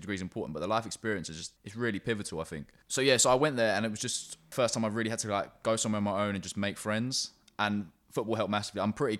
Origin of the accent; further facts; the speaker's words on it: London, United Kingdom; So yeah, so I grew up in North London, stayed there until I was 18, then went to Sussex, moved back to London for a year, then moved to Brighton for a couple of years, and then moved back to London last year.